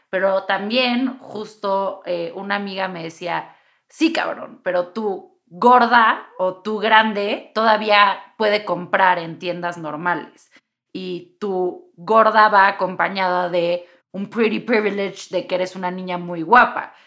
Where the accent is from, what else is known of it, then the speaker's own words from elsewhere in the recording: Mexico City, Mexico; como buena chilanga y aparte buena chilanga de ambiente liberal